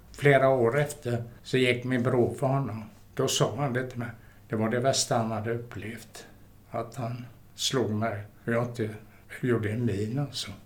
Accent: Gothenburg, Västra Götaland, Sweden; jag är född mitt inne i Göteborg

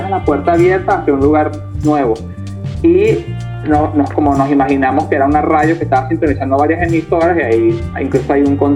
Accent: Caracas, Capital District, Venezuela; de restaurar como esa identidad con respecto a lo que somos de Venezuela, somos de Caracas

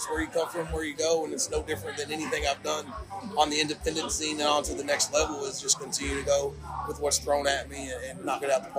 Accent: Kentucky, United States; moved away as an adult; Wrestling started in the state of Kentucky for me, in the central Kentucky area, a long, long, long time ago when I was just a teenager.

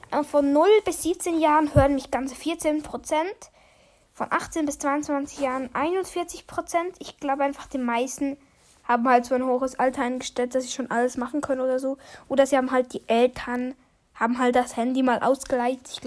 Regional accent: Switzerland; Ich bin auch Schweizer.

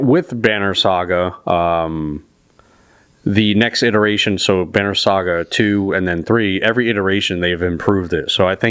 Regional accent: New England, United States; we're from New England.

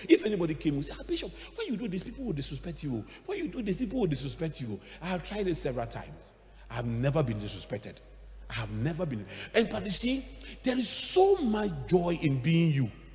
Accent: Accra, Greater Accra, Ghana; we grew up in Adabraka

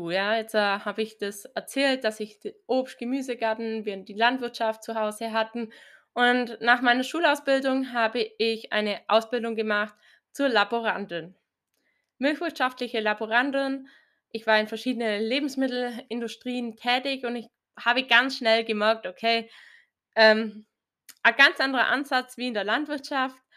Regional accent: Bavaria, Germany; Ich komme aus Bayern, so circa 60 Kilometer nördlich von Augsburg, aus also einem sehr, sehr kleinen Ort.

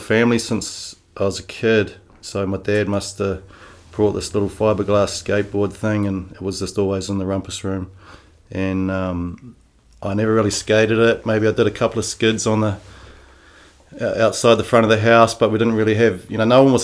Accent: Wainuiomata, Wellington, New Zealand; also born or lived in Taumarunui / Bay of Islands / Hawke's Bay; pretty much was in Wainui since I was 5 to about mid-20s.

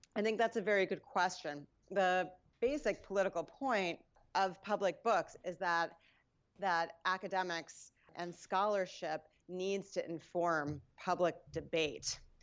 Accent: New York, United States; also born or lived in New Jersey / Westchester; I grew up around New York. Uh, I was born in New Jersey, and, uh, I went to school in the Bronx

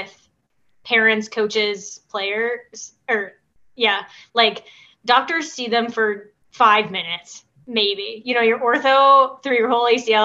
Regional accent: Michigan, United States; moved away as an adult; now in Maryland, United States; I'm from Michigan and I grew up watching the Red Wings

